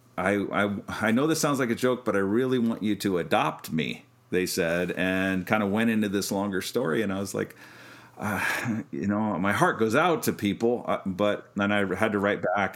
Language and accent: English; Kansas, United States; we're from Kansas originally, and you know, farm work